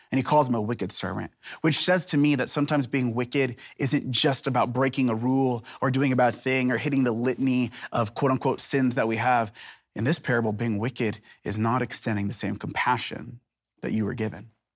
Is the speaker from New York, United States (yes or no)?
no; Seattle, Washington, United States; now in Portland, United States; I'm from Seattle, Portland, it's part of the greater Northwest